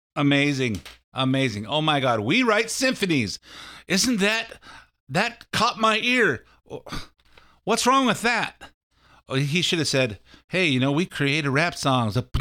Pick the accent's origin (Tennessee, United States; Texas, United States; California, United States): California, United States; I'm from California